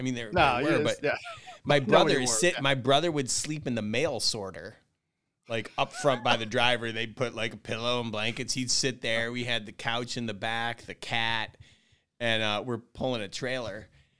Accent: Syracuse, New York, United States; Yeah, so I grew up in Syracuse, New York. Mom and dad and a brother, typical, you know, middle American family.

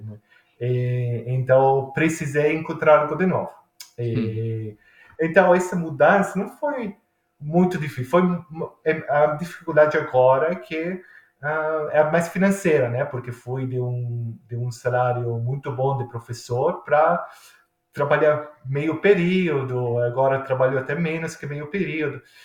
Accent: Milan, Lombardy, Italy; Portuguese is a second language; now in Australia; licor que é feito na minha cidade, em Milão

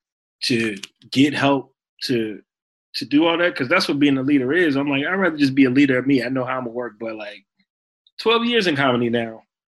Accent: Chicago, Illinois, United States; but also as a Chicagoan, like this shooting.

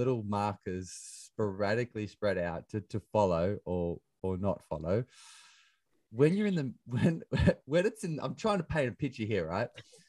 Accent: Bathurst, New South Wales, Australia; moved away; also born or lived in London; we grew up in the bush. You know, I grew up in Bathurst, on the other side of the Blue Mountains. So I'm a country bumpkin.

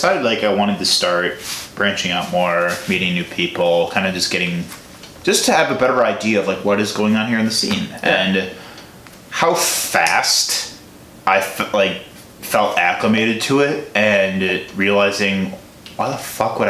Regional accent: Chicago, Illinois, United States; moved away as an adult; now in Milwaukee, United States; I'm from Chicago originally.

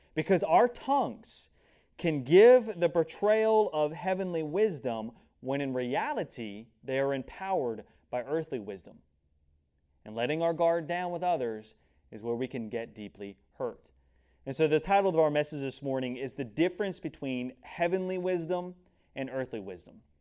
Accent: United States; I'm an American

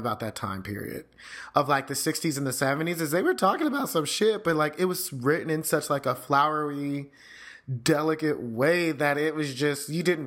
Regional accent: Houston, Texas, United States; Maybe it's the Texas growing up in Houston

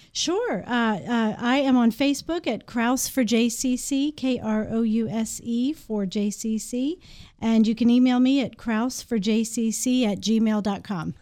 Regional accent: Maryland, United States; moved away as an adult; now in Shepherdstown, United States; I grew up in Maryland

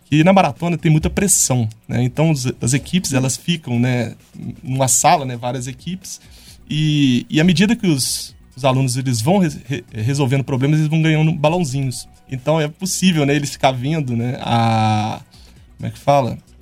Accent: São João del-Rei, Minas Gerais, Brazil; Eu também sou de São João

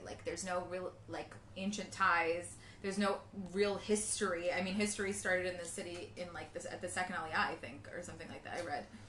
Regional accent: New York, United States; moved away as an adult; also born or lived in Jerusalem; now in Tel Aviv, Israel; We're from New York.

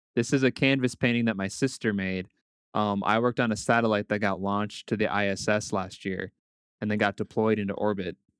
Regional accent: Blaine, Minnesota, United States; I grew up near the National Sports Center

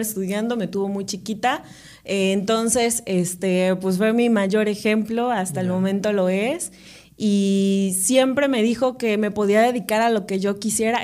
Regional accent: Córdoba, Veracruz, Mexico; also born or lived in Paraje Nuevo, Amatlán, Veracruz / Xalapa, Veracruz; soy de Córdoba, Veracruz. Viví mucho tiempo en Paraje Nuevo, que es este, un pueblo que pertenece a Matlán. Ok. Hasta los 11 años, pero pues de ahí ya este nos, venimos a, vivir a Córdoba

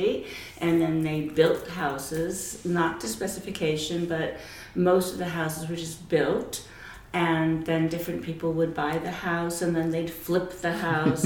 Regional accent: the Valley, California, United States; I grew up in the Valley

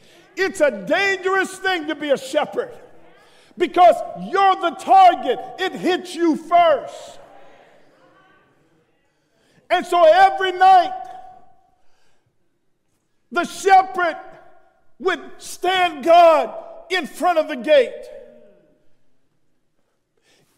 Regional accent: New York City, New York, United States; I leave the country, or if I leave New York, folk tell me, you got an accent. I'm saying, I'm from Brooklyn

